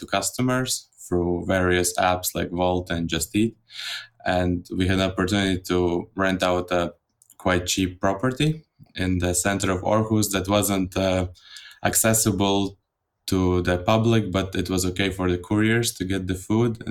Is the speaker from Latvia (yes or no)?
yes; Latvia; now in Denmark; I come from Latvia originally, and I've been in Denmark for more or less 10 years